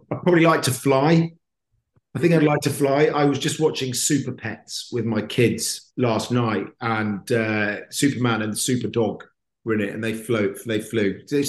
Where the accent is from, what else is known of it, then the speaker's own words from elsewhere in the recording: Perth, Western Australia, Australia; also born or lived in Canada; So I was born in Canada, not that I remember it. And then I moved to Australia because my dad worked for BP. So we moved around the world with BP. So I moved to Perth